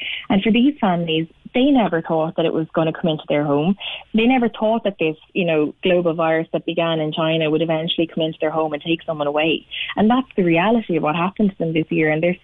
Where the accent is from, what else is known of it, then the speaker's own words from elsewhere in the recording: Cork, Munster, Ireland; moved away; I was born in Cork